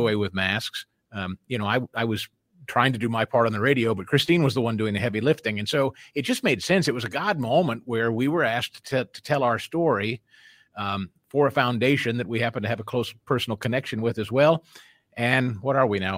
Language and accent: English; Missouri, United States; moved away; brought us back to our, well, my home state where I'm, uh, familiar with a lot of folks and I know a lot of folks. It, it had just so happened that, uh, a couple of years prior to our moving back to Missouri